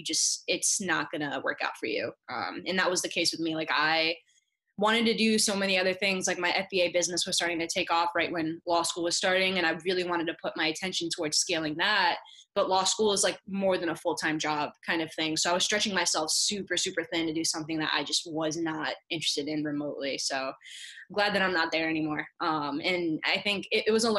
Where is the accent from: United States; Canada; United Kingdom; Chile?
United States; South Florida; I'm from Florida, South Florida